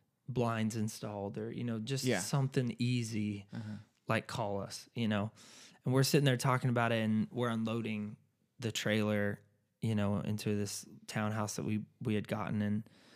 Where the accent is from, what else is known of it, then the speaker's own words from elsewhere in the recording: California, United States; And what's funny is I'm from California.